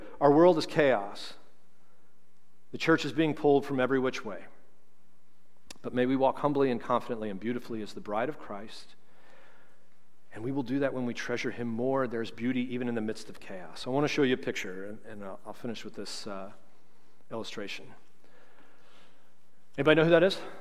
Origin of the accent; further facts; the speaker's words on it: St. Charles, United States; I'm from St. Charles